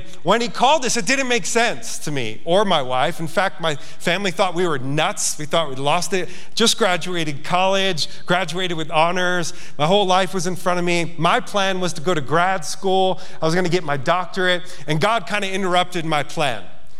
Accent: Yonkers, New York, United States; moved away as an adult; now in Montana, United States; I'm a city kid. I grew up in Yonkers, New York. Went to St. Bartholomew's Parochial School

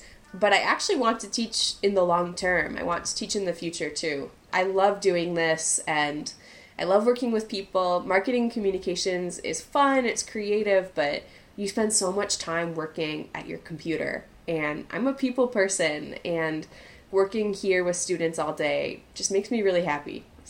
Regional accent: Minnesota, United States; now in Chile; It is pretty neutral, but, I mean, depending on where you go in Minnesota, you'll hear the, oh, yeah, don't you know I'm from Minnesota.

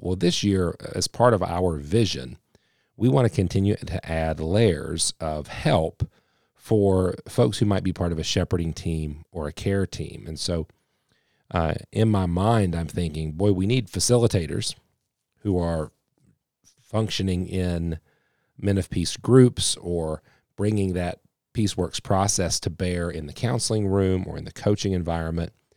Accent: West Virginia, United States; I am definitely one hundred percent a West Virginian

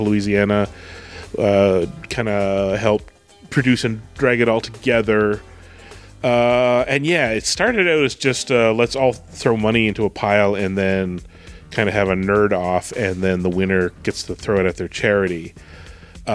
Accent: Canada; I'm Canadian

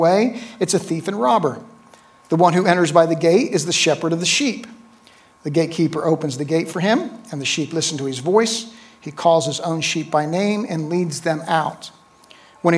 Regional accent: Neptune, New Jersey, United States; moved away as an adult; also born or lived in Atlanta, Georgia; I was born in 1964 in Neptune, New Jersey

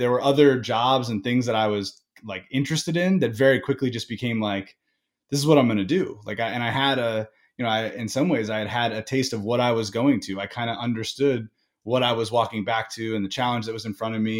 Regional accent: Indiana, United States; my family was originally from the East Coast, but I grew up in Indiana

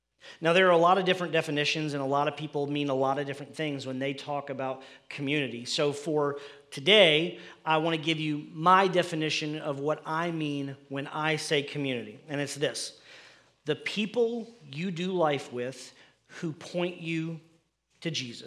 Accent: United States; we as American people

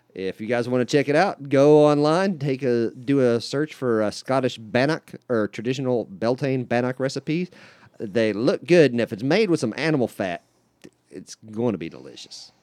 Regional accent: West Virginia, United States; I come from West Virginia, and it was very much a part of the Bible Belt

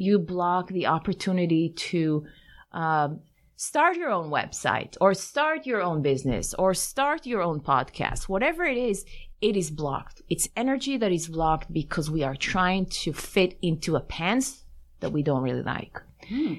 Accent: Tel Aviv, Tel Aviv District, Israel; moved away; also born or lived in Paris, France; I grew up in Tel Aviv in mm-hmm. in Israel

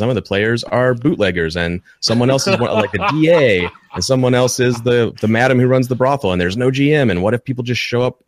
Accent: Lexington, Kentucky, United States; I grew up in Lexington, Kentucky, and it's a college town

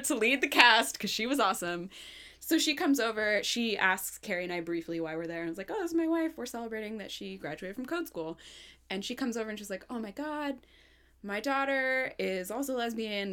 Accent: Portland, Oregon, United States; I grew up in Portland.

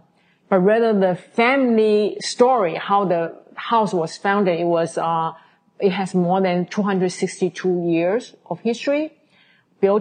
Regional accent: Taiwan; now in New York, United States; I come from Taiwan. Most of Chinese know that even in Taiwan, we had, the way I was brought up, we had an even more traditional Chinese upbringing

